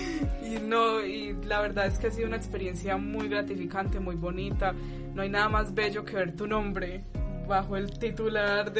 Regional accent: Pereira, Risaralda, Colombia; moved away; Yo no soy de aquí, yo soy de Pereira

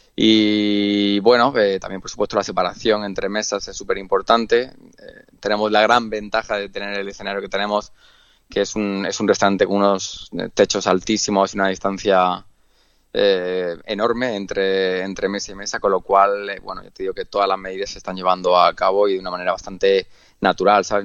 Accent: Andalusia, Spain; moved away as an adult; now in Mallorca, Spain; yo vengo de Andalucía, es verdad que he viajado y vivido en muchas partes del mundo

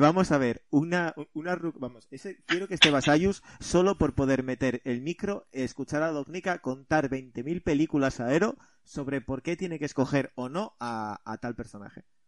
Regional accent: central Asturias, Spain; vengo de un pequeño pueblo del centro de Asturias, donde me crié

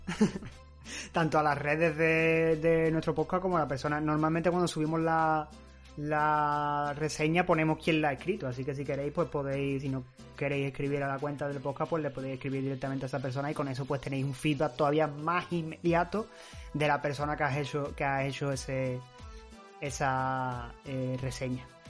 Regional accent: Spain; somos españoles

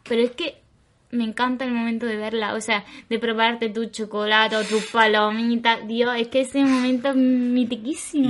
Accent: Granada, Andalusia, Spain; moved away; la mayoría somos de Granada. O sea, todos somos de Granada.

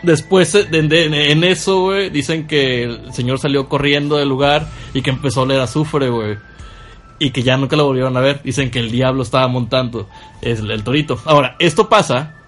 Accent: Ciudad Valles, San Luis Potosí, Mexico; yo soy de Ciudad Valles

